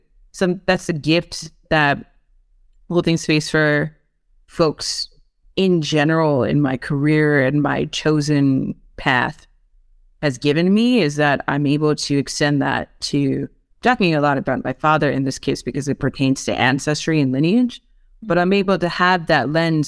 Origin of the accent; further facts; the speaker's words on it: New York, United States; No, I'm like, nah, fam. Like, just, I'm such a New Yorker.